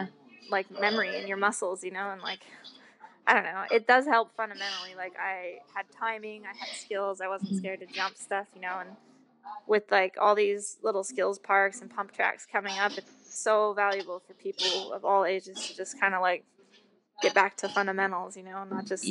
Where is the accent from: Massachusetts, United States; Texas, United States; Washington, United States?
Washington, United States; also born or lived in California; I was from Washington and had to grow up riding in horse barns, and like, it just rained